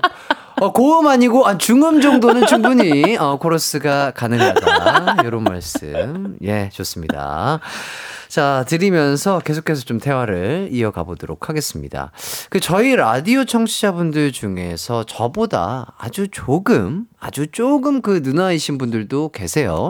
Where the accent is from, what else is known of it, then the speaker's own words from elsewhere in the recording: Gwangju, South Korea; 제가 또 이제 고향이 광주다 보니까